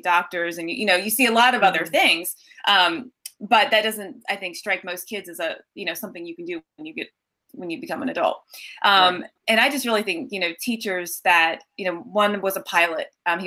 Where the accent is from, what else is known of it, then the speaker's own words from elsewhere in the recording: Collegeville, Pennsylvania, United States; I grew up actually in Collegeville, which is a suburb of Philly